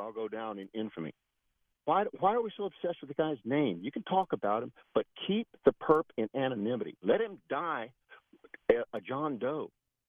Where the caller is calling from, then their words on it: Land O'Lakes, Florida, United States; Hey, Bill. Well, actually, I'm from Land O'Lakes.